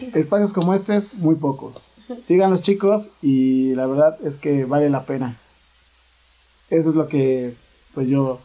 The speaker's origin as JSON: {"language": "Spanish", "region": "Puebla", "country": "Mexico", "said": "nosotros los poblanos tenemos una conexión fuerte por la cumbia"}